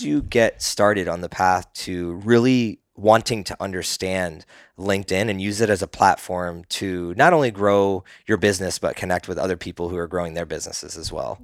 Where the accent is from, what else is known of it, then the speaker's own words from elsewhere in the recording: East Coast, United States; now in Austin, United States; I grew up on the East Coast